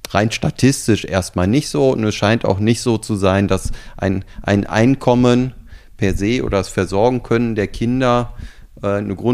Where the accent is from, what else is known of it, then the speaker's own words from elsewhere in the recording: Germany; naja, ich komme ja aus Deutschland da können wir ja noch eine Menge von euch lernen.